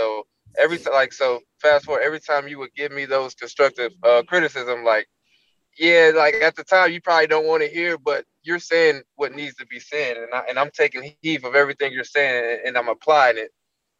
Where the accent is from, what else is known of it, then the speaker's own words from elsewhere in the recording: Midwest, United States; we're from the Midwest